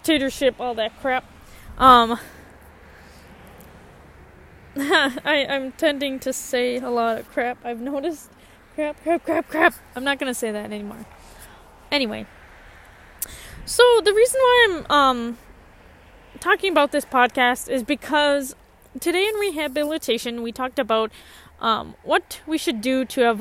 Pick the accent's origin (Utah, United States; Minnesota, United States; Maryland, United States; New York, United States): Minnesota, United States; Columbia Heights; moved away as an adult; now in Bemidji, United States; I grew up in a suburb around Minneapolis. I grew up in Columbia Heights